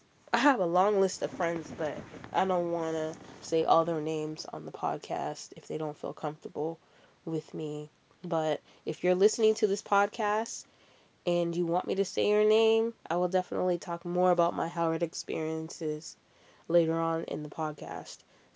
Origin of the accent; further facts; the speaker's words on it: Canada; accent: American; And I'm like, I'm from Canada. And he's like, but you got an American accent. And I'm like, yeah, I know I do. I have a lot of family down here.